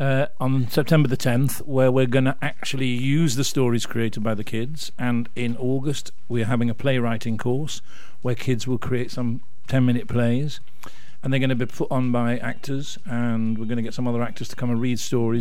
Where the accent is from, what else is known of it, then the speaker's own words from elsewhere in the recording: Rotherham, Yorkshire and the Humber, United Kingdom; moved away; I come from Rotherham.